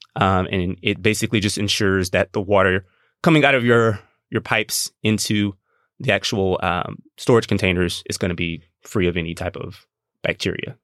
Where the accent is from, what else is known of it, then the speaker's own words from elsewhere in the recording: Gulf Coast, United States; I'm from the Gulf Coast. We prep, we prepare for hurricanes.